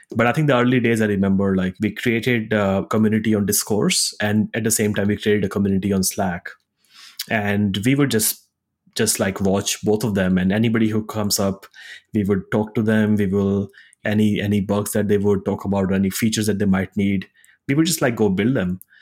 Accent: India; moved away as an adult; also born or lived in Singapore / Zurich, Switzerland / United States; I grew up in India, went to college in Singapore

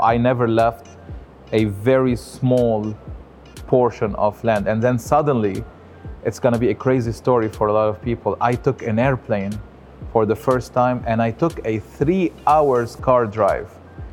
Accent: Lebanon; also born or lived in France; now in United States; I am born and raised in Lebanon, which is a country in the Middle East

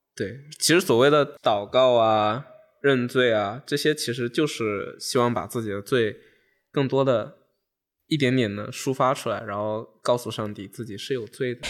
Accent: Wenzhou, Zhejiang, China; 我是一个温州人，然后温州的话算是基督教非常发达的一个地区，然后在我们基督教徒之间有一个非常有意思的称呼，就是称呼温州为中国的耶路撒冷

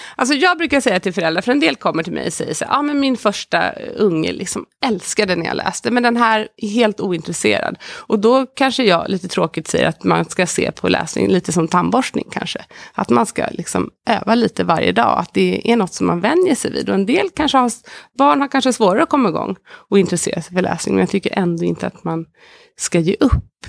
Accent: Sweden; som svensk

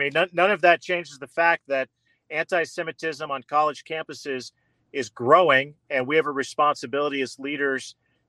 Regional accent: Indiana, United States; my home state, that being Indiana University

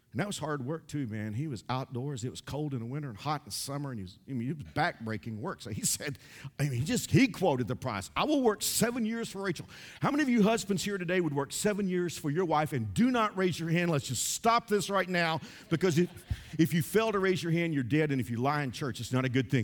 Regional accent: Fort Worth, Texas, United States; a church in my hometown of Fort Worth

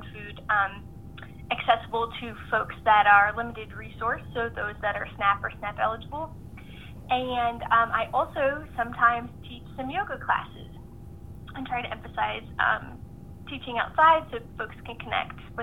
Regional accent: Northeast Ohio, United States; moved away; I grew up in Northeast Ohio

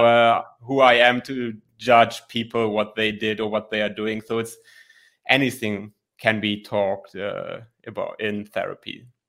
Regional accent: Germany; I'm from Germany, twenty-nine years old, and I'm a licensed psychologist here in Germany

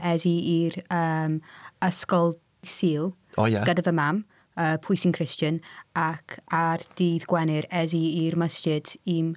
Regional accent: Cardiff, Wales, United Kingdom; Welsh is a second language; cefais i fy, uh, yeah, fy, fy geni yn Gaerdydd. Uh, Dwi'n 30 a hendlaeth Pakistani.

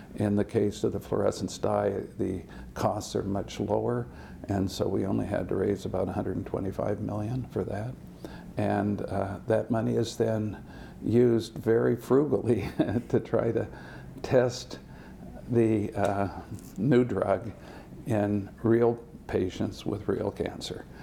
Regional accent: West Lafayette, Indiana, United States; also born or lived in Utah / San Diego, California / Massachusetts; I grew up in West Lafayette

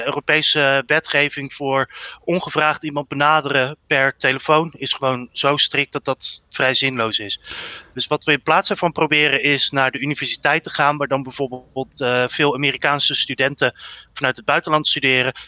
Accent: Netherlands; als Nederlander

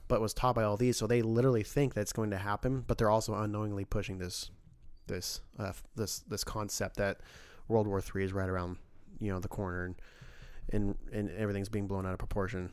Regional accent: California, United States; moved away; I'm Californian

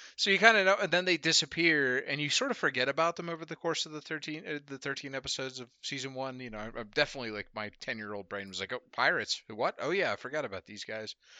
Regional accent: Murrysville, Pennsylvania, United States; growing up in Western Pennsylvania is very, uh, unique experience

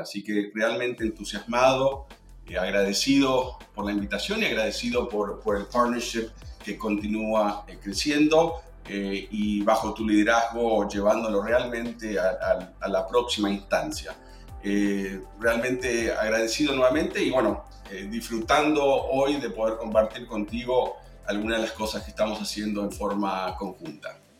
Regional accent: Argentina; soy argentino

